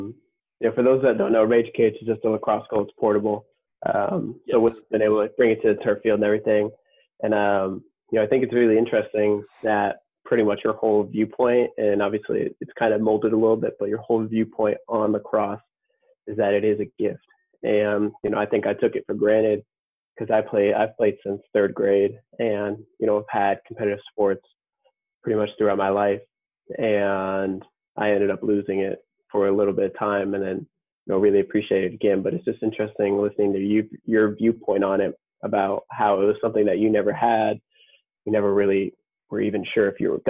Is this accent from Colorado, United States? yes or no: yes; Colorado, United States; now in Minnesota, United States; We both live in Minnesota at this point. And I came from Colorado, which are both pretty active states